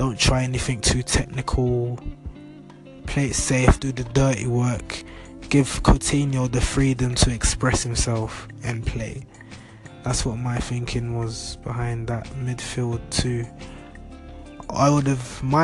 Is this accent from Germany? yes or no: no; London, United Kingdom; I'm from London